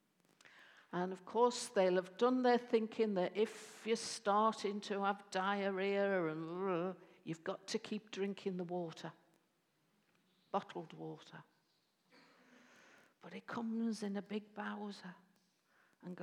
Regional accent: Bootle, North West England, United Kingdom; I was born in the Bootle Bible Belt and was shaped by the Bootle Bible Belt

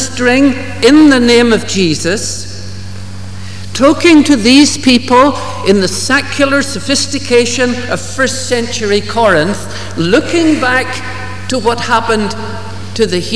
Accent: Ballymena, Northern Ireland, United Kingdom; growing up in Ballymena

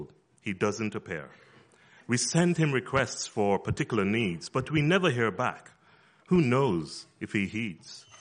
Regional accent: Jamaica; moved away; growing up in Jamaica

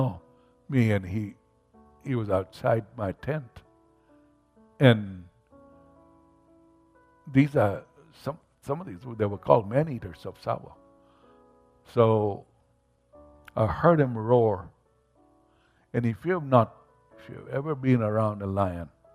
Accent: Mombasa, Mombasa County, Kenya; where I grew up in Mombasa, Kenya

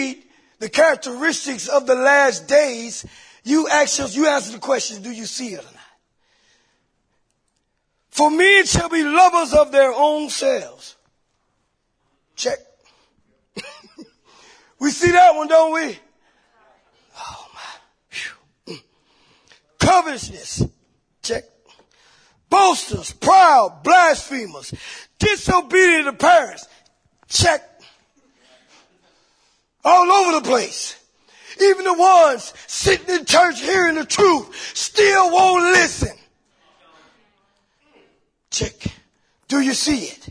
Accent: Columbia, South Carolina, United States; I'm from Columbia, South Carolina

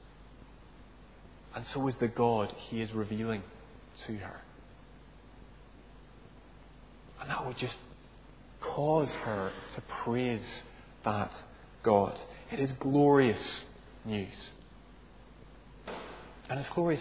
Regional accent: Northern Ireland, United Kingdom; moved away; I grew up in Northern Ireland.

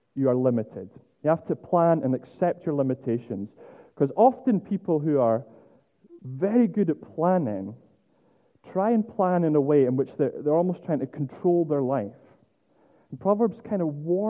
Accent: Scotland, United Kingdom; as a Scotsman

